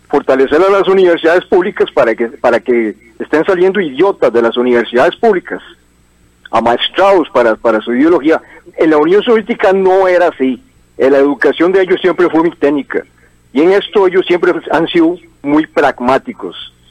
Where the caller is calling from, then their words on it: Desamparados, San José, Costa Rica; de Desamparados.